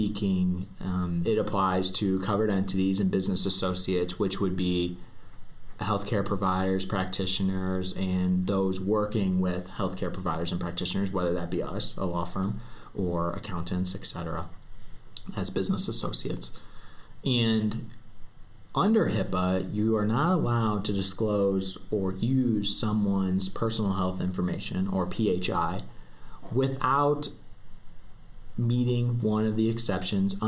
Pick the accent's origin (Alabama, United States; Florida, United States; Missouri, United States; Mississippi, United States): Missouri, United States; St. Louis; moved away as an adult; now in Denver, United States; I'm originally from St. Louis, Missouri, and I moved out here to attend the University of Denver Sturm College of Law.